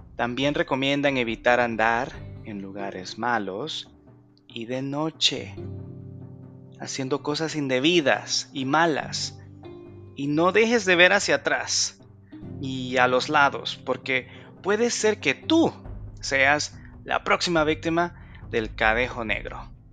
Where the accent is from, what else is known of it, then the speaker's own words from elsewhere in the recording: El Salvador; mi lindo país, El Salvador